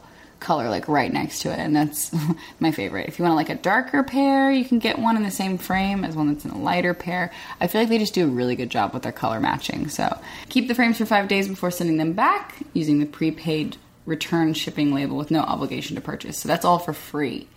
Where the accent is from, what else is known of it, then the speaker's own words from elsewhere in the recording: Arkansas, United States; moved away; the friends that I had in my hometown